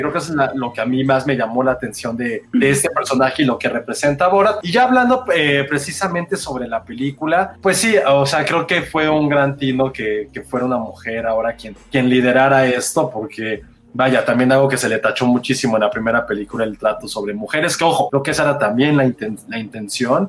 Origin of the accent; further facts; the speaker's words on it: Mexico City, Mexico; somos la Ciudad de México